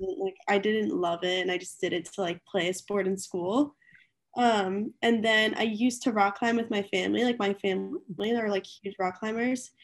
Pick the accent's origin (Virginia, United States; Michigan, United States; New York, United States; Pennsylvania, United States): Pennsylvania, United States; outside of Philadelphia; moved away as an adult; now in Greenville, United States; I'm from, like, a little bit outside of Philly